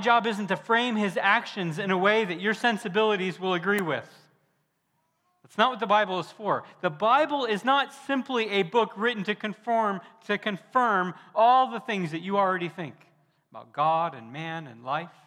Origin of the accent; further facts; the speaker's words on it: Deep South, United States; moved away as an adult; also born or lived in Nebraska; I'm from the Deep South, and I grew up calling grown women ma'am